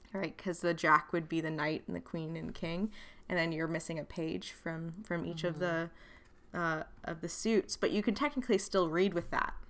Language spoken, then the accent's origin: English; Wales, United Kingdom; I'm also Welsh.